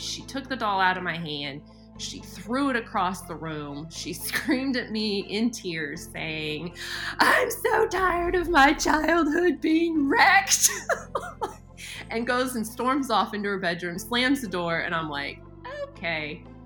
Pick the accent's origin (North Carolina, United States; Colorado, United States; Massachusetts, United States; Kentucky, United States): Colorado, United States; also born or lived in Montana; now in Oklahoma, United States; I grew up in Colorado, lived in Montana, and so I'm used to snow